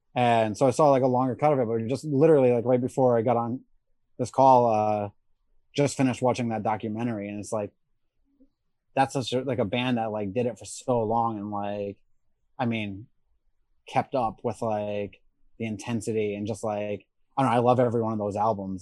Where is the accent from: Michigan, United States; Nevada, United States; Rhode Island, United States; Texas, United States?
Rhode Island, United States; moved away as an adult; also born or lived in South Carolina; I grew up in Rhode Island